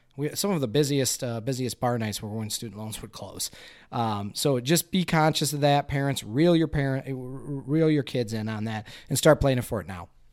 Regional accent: Flint, Michigan, United States; I'm from Flint, Michigan here in the Flint area.

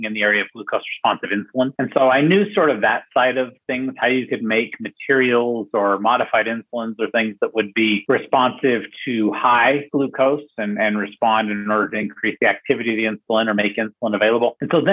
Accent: Salt Lake City, Utah, United States; moved away as an adult; So I am originally from Salt Lake City, Utah

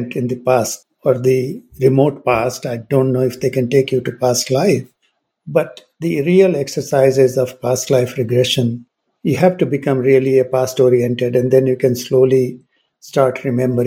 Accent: India; moved away; also born or lived in United Kingdom / United States; growing up in India

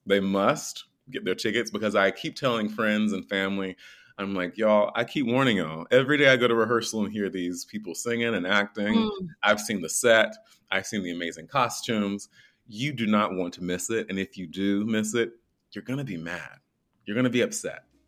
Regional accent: North Carolina, United States; moved away; I'm from North Carolina, it's a really small town, raised by my grandmother in a single parent home

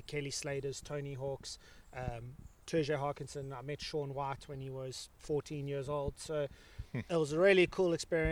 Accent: Umhlanga, KwaZulu-Natal, South Africa; growing up in Umhlanga, coastal town

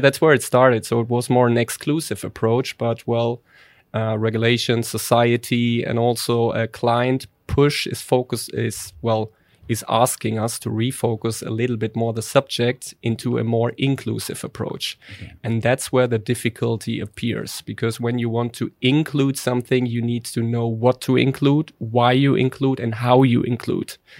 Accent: Germany; accent: German; English is a second language; now in Netherlands; my poor German accent

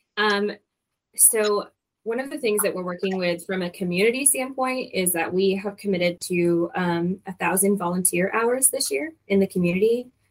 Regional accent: Michigan, United States; moved away as an adult; also born or lived in Denver / Hawaii / San Antonio / Arkansas; now in Louisville, United States; I am originally from Michigan

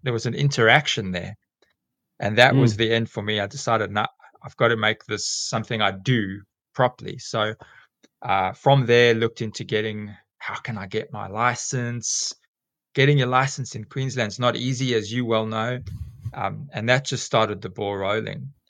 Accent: South Africa; accent: South African; moved away as an adult; also born or lived in England / South Korea; now in Alstonville, Australia; you can hear from my accent that I'm South African originally

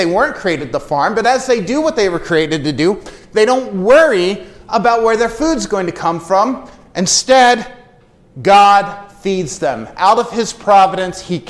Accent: United States; I grew up in Amish country

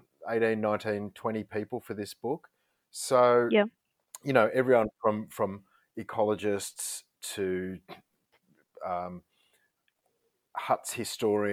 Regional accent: Canberra, Australian Capital Territory, Australia; I grew up in Canberra

